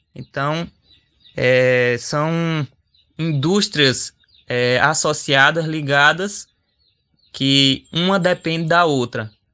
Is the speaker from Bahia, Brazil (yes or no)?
no; Xukuru do Ororubá, Pernambuco, Brazil; jovem indígena chucuru do Ororubá